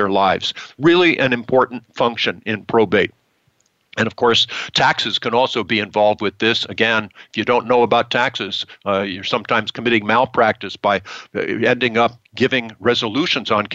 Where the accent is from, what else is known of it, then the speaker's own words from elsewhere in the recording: United States; we in our country have many benefits for being American citizens